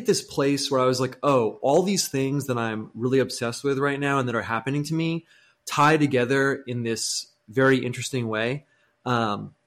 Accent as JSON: {"language": "English", "country": "United States", "said": "Being American is a big part of it"}